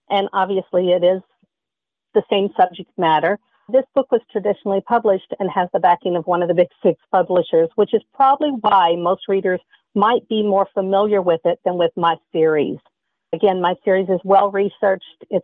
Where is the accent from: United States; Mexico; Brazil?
United States; Kentucky; born there; now in Michigan, United States; I live in Michigan. I was born in Kentucky